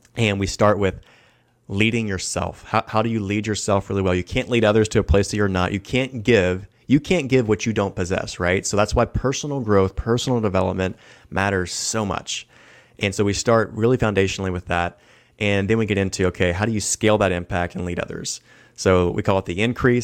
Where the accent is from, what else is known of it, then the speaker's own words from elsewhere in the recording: the South, United States; I'm from the South